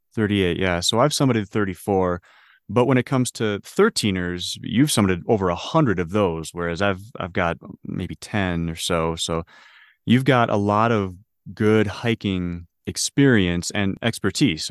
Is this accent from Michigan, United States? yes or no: yes; Detroit, Michigan, United States; moved away as an adult; also born or lived in Ohio / Illinois; now in Denver, United States; born and raised in Detroit, Michigan